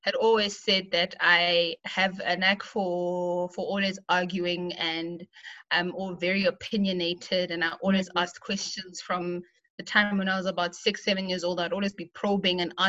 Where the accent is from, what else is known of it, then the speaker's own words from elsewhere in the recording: Pretoria, Gauteng, South Africa; also born or lived in Thulamahashe, Bushbuckridge, Mpumalanga / White River, Mpumalanga; So the formative years of my life was spent growing up in Pretoria, where I was raised by my father.